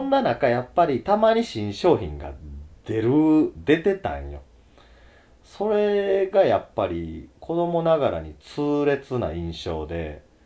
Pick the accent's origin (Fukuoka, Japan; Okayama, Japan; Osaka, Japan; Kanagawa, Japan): Osaka, Japan; 子供の頃ね、あの、うちの大阪は